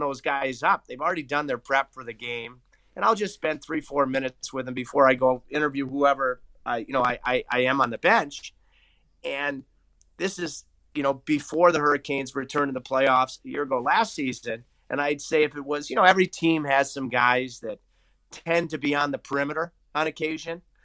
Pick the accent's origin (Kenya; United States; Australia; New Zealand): United States; Grosse Pointe Farms, Michigan; Farms, Michigan, where I grew up since, since nineteen ninety-one